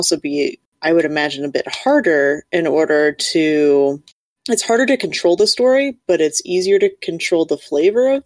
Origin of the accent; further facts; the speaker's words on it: Kansas, United States; I come being from Kansas, I am from a family of farmers